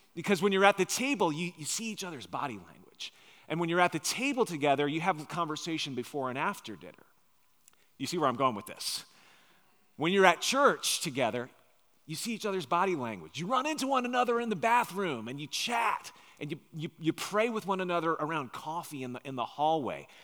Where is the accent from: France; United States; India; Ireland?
United States; Long Island, New York; now in Nashville, United States; my wife and I grew up on Long Island, New York